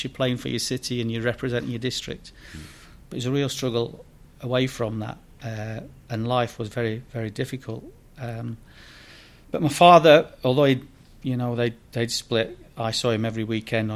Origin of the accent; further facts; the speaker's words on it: Sheffield, Yorkshire and the Humber, United Kingdom; moved away as an adult; also born or lived in Bradford; I was born and raised in Sheffield, lived in the East End or an area called Darnell down there